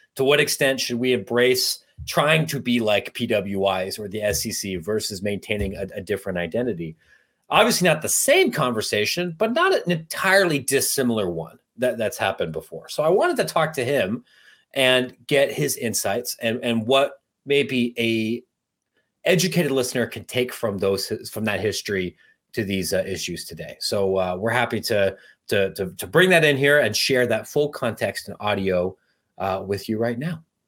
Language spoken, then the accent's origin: English; Ohio, United States; moved away; also born or lived in Louisiana; I grew up in Ohio where there's one H B C U